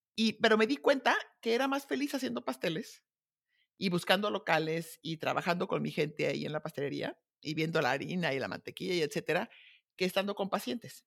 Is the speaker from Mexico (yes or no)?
yes; Guadalajara, Jalisco, Mexico; moved away as an adult; also born or lived in Zamora / United States / Munich; me casé de 20, me fui a vivir fuera de, de Guadalajara, a Zamora